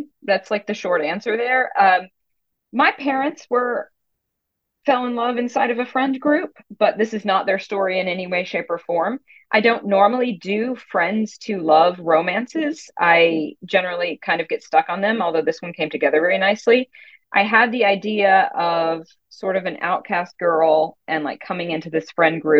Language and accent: English; Nashville, Tennessee, United States; moved away; my hometown.